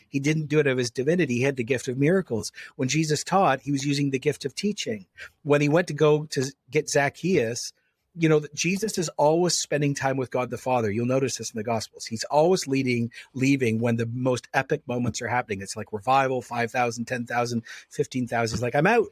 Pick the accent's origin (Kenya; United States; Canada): Canada